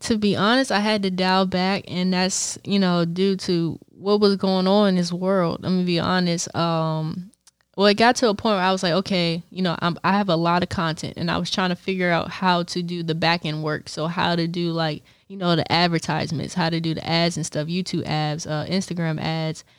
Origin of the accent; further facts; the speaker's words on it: Bowie, Maryland, United States; I'm from Bowie, Maryland